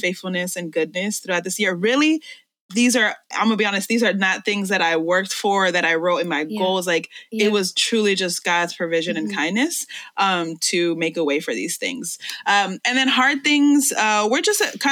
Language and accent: English; New York City, New York, United States; English is a second language; I was born and raised in this city and I love New York